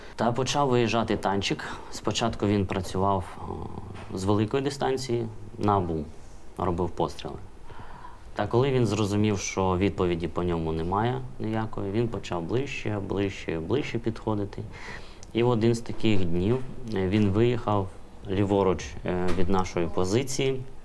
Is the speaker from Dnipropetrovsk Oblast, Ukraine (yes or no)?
no; Oleshky, Kherson Oblast, Ukraine; Родом я, до речі, з Олешок. Раніше місто Цірюпинське воно називалось